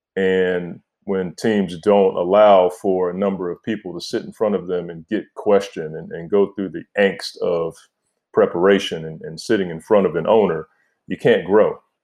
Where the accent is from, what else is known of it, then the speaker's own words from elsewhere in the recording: Oxon Hill, Maryland, United States; moved away; I'm from Oxon Hill, Maryland, P G County, D M V. Like, that's, that's where I'm from